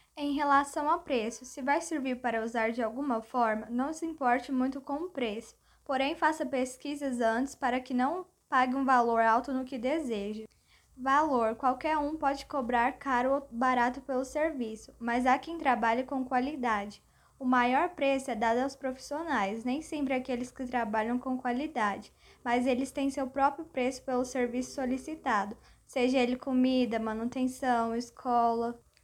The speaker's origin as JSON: {"language": "Portuguese", "town": "Goiânia", "region": "Goiás", "country": "Brazil", "tie": "born or raised there", "said": "moro em Goiânia com meus pais, Rosa e Sebastião. Tenho cinco irmãs, Franciele, Daniele, Pamela, Jéssica e Graciele. E nasci aqui em Goiânia."}